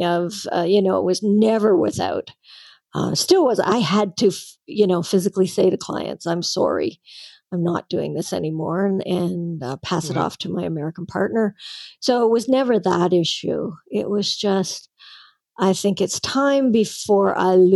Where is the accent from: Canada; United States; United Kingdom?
Canada; I'm a Canadian